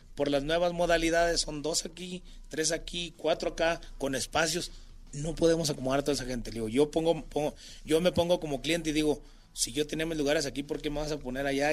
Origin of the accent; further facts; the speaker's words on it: Chiapas, Mexico; also born or lived in Mazatlán, Sinaloa; Chiapas, mi tierra